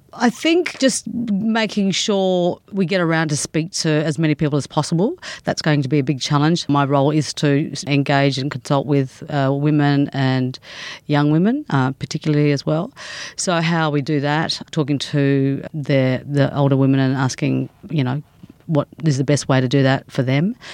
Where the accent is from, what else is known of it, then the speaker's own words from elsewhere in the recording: Darwin, Northern Territory, Australia; I come from Darwin. I was born there and grew up there.